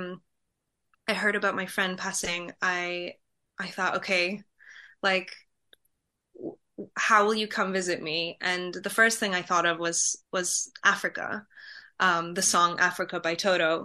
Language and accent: English; Poland; moved away; I'm from Poland.